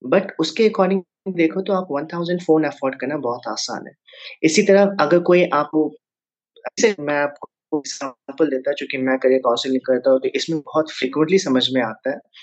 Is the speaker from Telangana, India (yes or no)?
no; Jamshedpur, Jharkhand, India; moved away; मैं नेटिवली जमशेदपुर से बिलोंग करता हूँ जो कि झारखंड में है और काफ़ी दिन हो गए मुझे वहाँ से निकले हुए